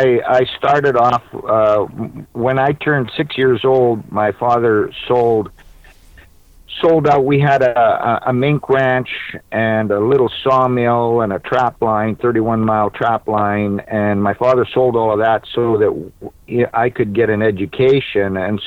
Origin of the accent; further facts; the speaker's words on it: Manitoba, Canada; born there; Well, I was born in Manitoba. My mother was Canadian.